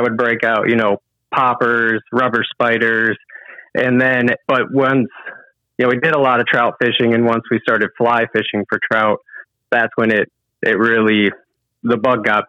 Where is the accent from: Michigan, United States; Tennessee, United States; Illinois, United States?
Michigan, United States; Lake St. Clair; I grew up on Lake St. Clair